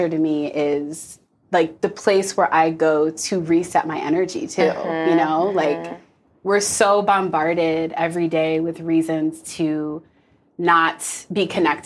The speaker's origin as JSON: {"language": "English", "region": "Minnesota", "country": "United States", "tie": "born or raised there", "moved": "yes", "said": "I grew up in Minnesota"}